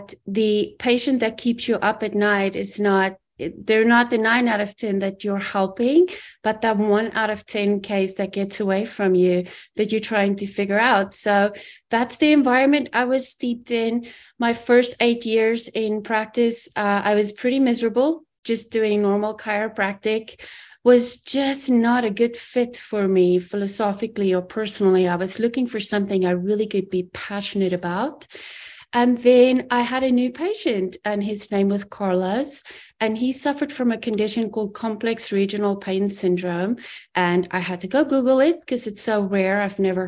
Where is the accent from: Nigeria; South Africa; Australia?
South Africa; moved away as an adult; I grew up in South Africa, immigrated when I was 21